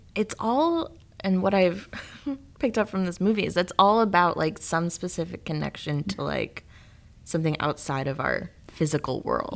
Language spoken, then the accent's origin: English; Rockton, Illinois, United States; my hometown. I'm from Rockton, Illinois